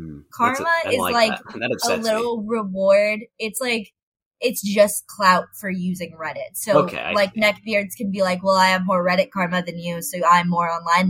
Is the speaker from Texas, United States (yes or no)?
yes; Texas, United States; Living in Texas